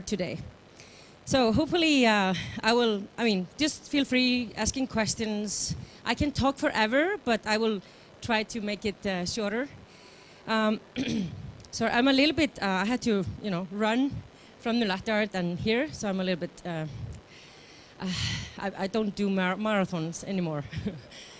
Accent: Iceland; I'm from Iceland

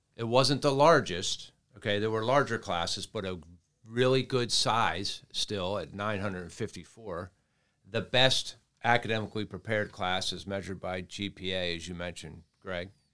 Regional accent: Towson, Maryland, United States; moved away; my hometown of Towson

